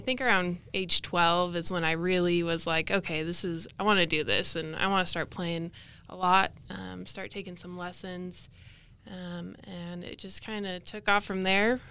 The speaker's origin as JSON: {"language": "English", "town": "Caldwell", "region": "Idaho", "country": "United States", "tie": "born or raised there", "said": "I grew up in Caldwell, Idaho, so about thirty minutes, uh, west of Boise."}